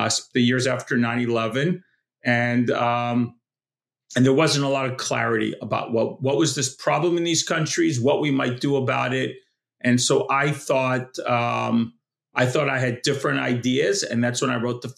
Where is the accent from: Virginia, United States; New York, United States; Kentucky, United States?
New York, United States; accent: New York; I grew up in New York. No one who knows me does not recognize the New York accent